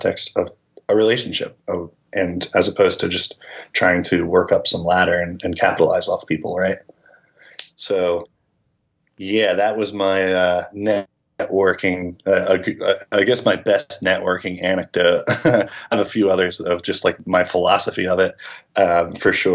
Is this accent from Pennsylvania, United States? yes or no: yes; Philadelphia, Pennsylvania, United States; moved away as an adult; now in Nashville, United States; I'm originally from Philadelphia